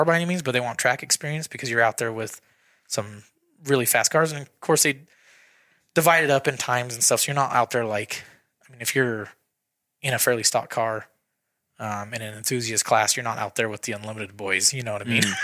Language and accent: English; Idaho, United States; we're just from Idaho